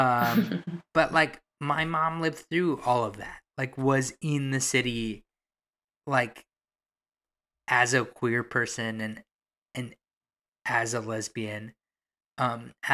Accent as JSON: {"language": "English", "town": "Toronto", "region": "Ontario", "country": "Canada", "tie": "born or raised there", "said": "I've only majorly lived in Toronto my whole life"}